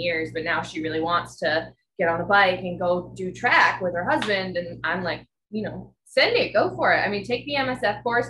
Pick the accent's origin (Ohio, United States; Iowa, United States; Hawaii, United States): Hawaii, United States; moved away as an adult; also born or lived in Oahu, Hawaii / Maui, Hawaii; now in Kalamazoo, United States; I'm from Hawaii. Yeah, I lived on Oahu for 4 years